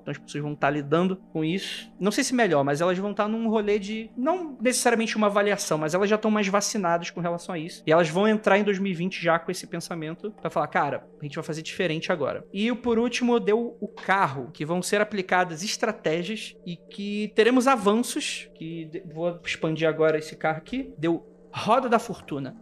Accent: Brazil; Ninguém pode falar que eu não sou brasileiro

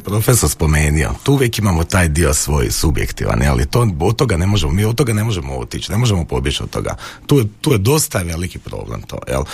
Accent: Croatia; mi smo Hrvati emotivan narod

